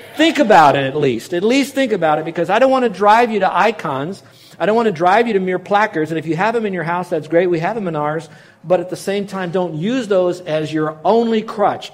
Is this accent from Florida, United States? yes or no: yes; Miami, Florida, United States; We grew up in Miami and you don't have tornadoes